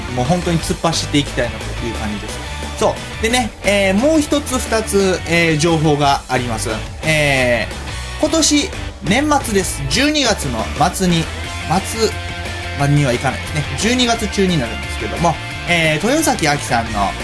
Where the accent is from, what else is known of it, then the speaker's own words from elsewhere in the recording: Kansai, Japan; 僕何を隠そう、全然隠してない関西人